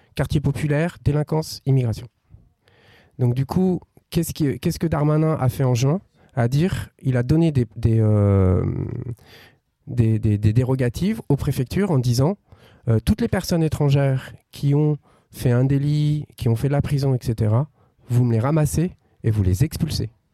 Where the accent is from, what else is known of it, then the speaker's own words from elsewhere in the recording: France; On vient de la France